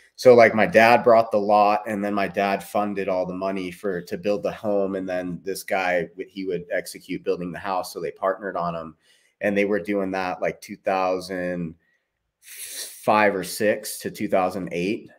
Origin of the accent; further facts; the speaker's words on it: Tehachapi, California, United States; moved away as an adult; also born or lived in Bakersfield, California / Portland; now in Utah, United States; I grew up in Tehachapi.